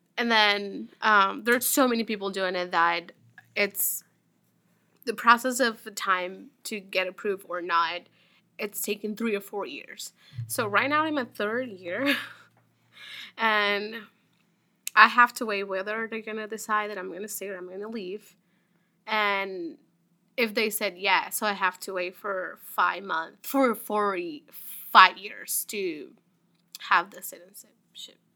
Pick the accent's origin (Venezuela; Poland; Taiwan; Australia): Venezuela; English is a second language; moved away as an adult; now in United States; I'm from Venezuela